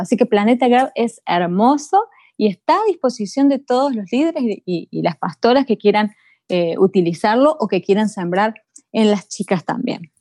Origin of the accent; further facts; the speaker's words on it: Argentina; moved away as an adult; now in Dallas, United States; Somos de Argentina los dos, Sergio y yo, pero ya el Señor nos trajo desde el año 2002 aquí a la ciudad de Dallas